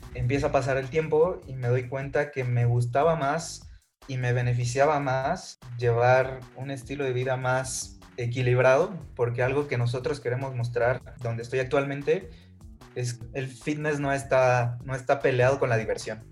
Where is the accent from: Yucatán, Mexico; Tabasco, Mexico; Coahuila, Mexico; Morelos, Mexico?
Tabasco, Mexico; Villahermosa; moved away as an adult; now in Mexico City, Mexico; soy originario de Villahermosa, Tabasco. A los 18 años decido moverme a la Ciudad de México